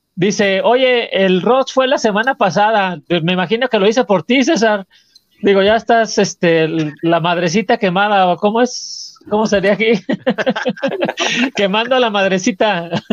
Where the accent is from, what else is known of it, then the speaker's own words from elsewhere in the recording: Mexico; como mexicano